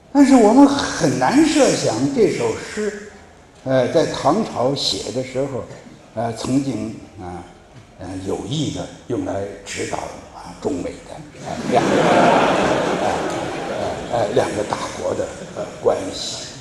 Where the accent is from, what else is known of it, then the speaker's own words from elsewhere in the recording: China; 我们中国人